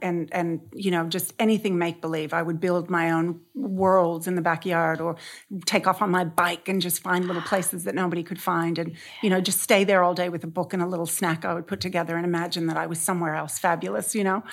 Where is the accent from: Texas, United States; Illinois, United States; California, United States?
California, United States; San Diego; I grew up in San Diego, um, in a very conservative family